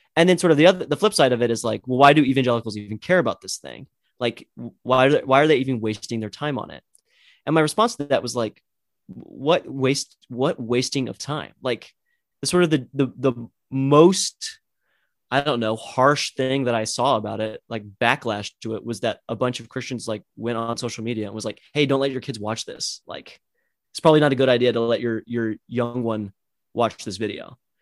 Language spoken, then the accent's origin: English; United States; as an American